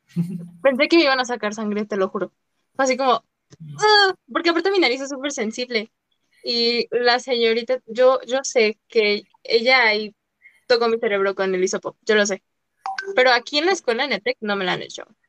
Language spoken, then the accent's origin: Spanish; Mexico; nosotros como mexicanos